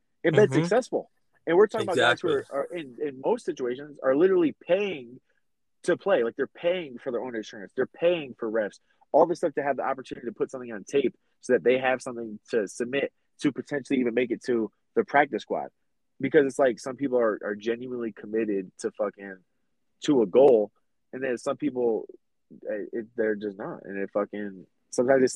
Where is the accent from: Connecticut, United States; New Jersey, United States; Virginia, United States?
Connecticut, United States; Middletown; we're both from Middletown, Connecticut